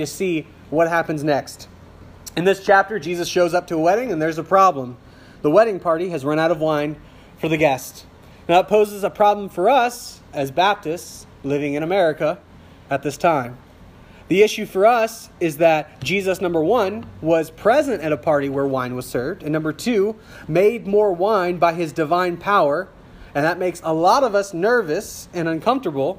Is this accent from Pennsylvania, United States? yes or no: no; South Louisiana, United States; I grew up in South Louisiana where it's legal to have an open beverage in the street